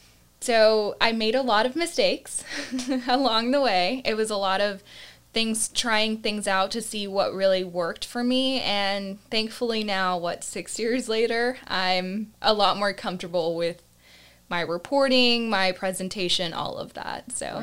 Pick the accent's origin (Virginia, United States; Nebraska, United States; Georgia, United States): Georgia, United States; Augusta; also born or lived in Panama City, Panama; And Augusta, Georgia, I kind of claim as my hometown because I, for the most part, grew up there. But I was actually born overseas in Panama City, Panama. And my family kind of moved around to different countries because of my dad's job.